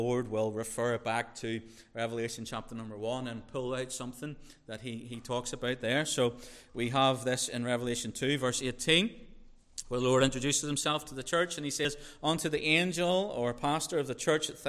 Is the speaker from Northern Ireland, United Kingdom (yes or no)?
yes; Northern Ireland, United Kingdom; I'm from Northern Ireland.